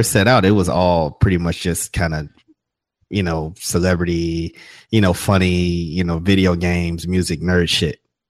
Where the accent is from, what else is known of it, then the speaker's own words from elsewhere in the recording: Chicago, Illinois, United States; now in Atlanta, United States; Now I live in Atlanta, but Southside Chicago, man. That's where I grew up.